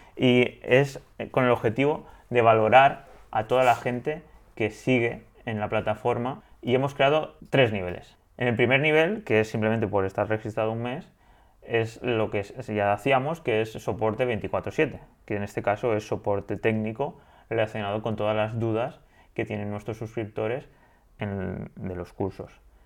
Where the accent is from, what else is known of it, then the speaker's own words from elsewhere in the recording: Spain; Tala Vieja, a mi pueblo